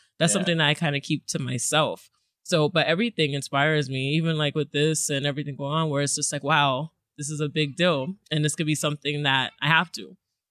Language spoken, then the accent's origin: English; Florida, United States; born there; now in Brooklyn, United States; Well, I was born in Florida. I live in Brooklyn. I'm an Army brat.